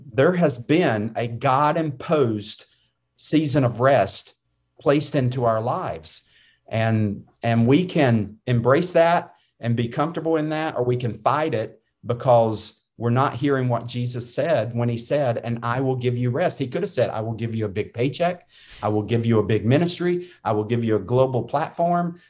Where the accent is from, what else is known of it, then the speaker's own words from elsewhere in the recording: North Carolina, United States; I grew up in North Carolina